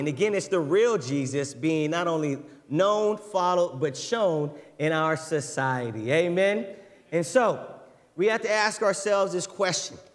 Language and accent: English; United States; as an American